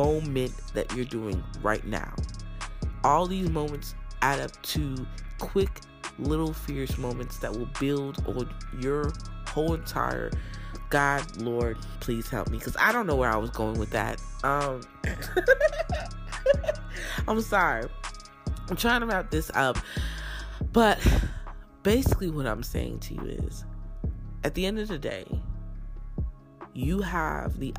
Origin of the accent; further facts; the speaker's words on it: New Jersey, United States; also born or lived in Newark, New Jersey; Even though I was born in North Jersey, most of my life I was raised in South Jersey.